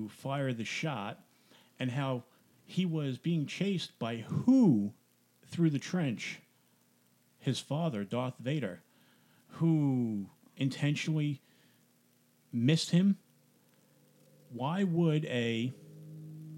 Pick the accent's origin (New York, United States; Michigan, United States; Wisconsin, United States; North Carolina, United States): New York, United States; now in New Jersey, United States; when I grew up in New York, I hadn't heard of the Jersey Devil